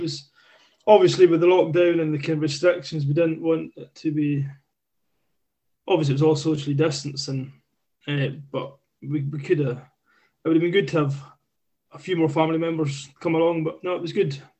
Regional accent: Islay, Scotland, United Kingdom; born and raised in Isla

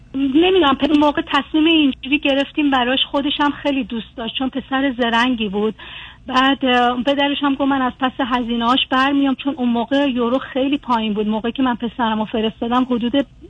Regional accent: Iran; moved away as an adult; now in Germany

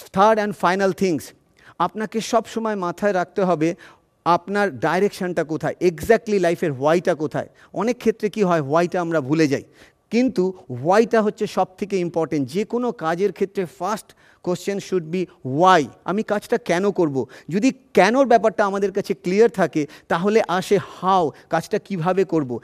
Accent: Kanchrapara, West Bengal, India; also born or lived in Chinsurah, West Bengal; আমি ছোটোবেলায় কাঁচরাপাড়ায় বড় হয়েছি এবং তারপরে চুচুড়াতে বড় হয়েছে

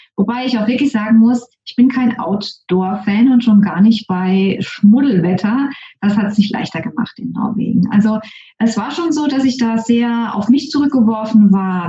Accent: Germany; moved away as an adult; also born or lived in Norway / Trinidad and Tobago; Ich bin nämlich wieder nach Deutschland zurückgezogen, in meinen Heimatort, wo ich auch geboren und aufgewachsen bin

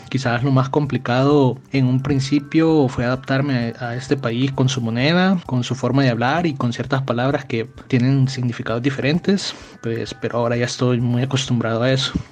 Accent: El Salvador; moved away as an adult; now in Costa Rica; vengo del El Salvador y he estado en Costa Rica desde el año 2015, o sea, aproximadamente 7 años de estar viviendo aquí. Y el motivo que me trajo a este país fueron los estudios.

